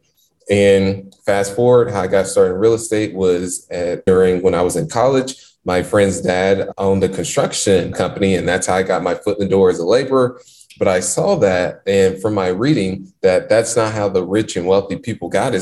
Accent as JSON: {"language": "English", "town": "Indianapolis", "region": "Indiana", "country": "United States", "tie": "born or raised there", "said": "born and raised in Indianapolis, Indiana, not so good parts of the city where when you tend to drive through the neighborhoods I grew up"}